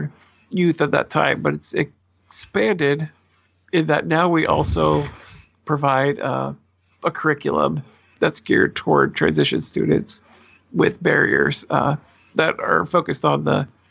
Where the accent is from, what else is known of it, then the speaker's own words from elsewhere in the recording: Portland, Oregon, United States; I'm a native Oregonian, fourth, fifth generation, something like that, born and raised in the Portland area